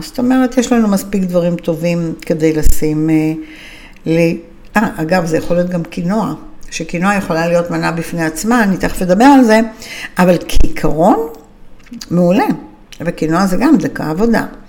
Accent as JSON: {"language": "Hebrew", "country": "Israel", "said": "אנחנו ישראלים מצויים"}